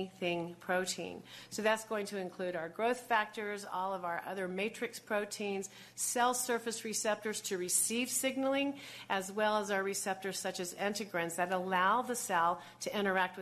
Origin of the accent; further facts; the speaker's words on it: Buffalo, New York, United States; I hail from Buffalo, New York.